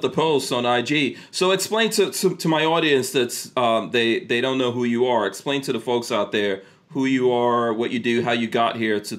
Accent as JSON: {"language": "English", "town": "Far Rockaway", "region": "New York", "country": "United States", "tie": "born or raised there", "lives_now": "Florida, United States", "said": "I live in Florida now. Shout out. I grew up in hip-hop. I grew up in Far Rockaway in New York. I came to live in America in the early 80s, so I kind of grew up in that."}